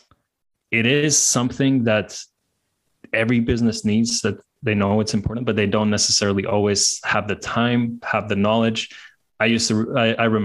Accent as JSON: {"language": "English", "country": "Latvia", "moved": "yes", "lives_now": "Hungary", "said": "I'm from Latvia. I'm now based in Hungary"}